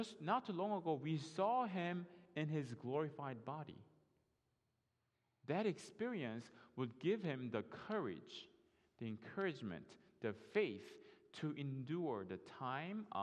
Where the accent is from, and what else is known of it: South Korea; English is a second language; moved away as an adult; now in United States